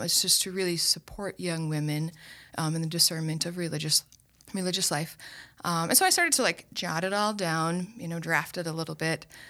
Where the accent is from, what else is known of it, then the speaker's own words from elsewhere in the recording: Owatonna, Minnesota, United States; moved away as an adult; also born or lived in Steubenville, Ohio; now in Sioux Falls, United States; Owatonna, Minnesota.